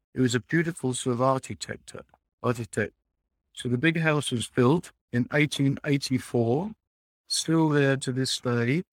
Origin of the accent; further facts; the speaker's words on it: London, United Kingdom; a young man growing up in East End.